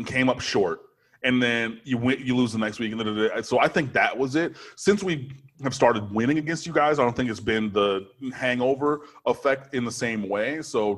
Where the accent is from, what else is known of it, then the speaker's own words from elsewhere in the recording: Detroit, Michigan, United States; moved away as an adult; also born or lived in Miami; I grew up in Detroit as a University of Michigan fan.